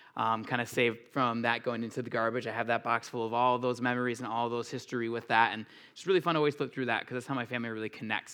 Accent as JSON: {"language": "English", "region": "Minnesota", "country": "United States"}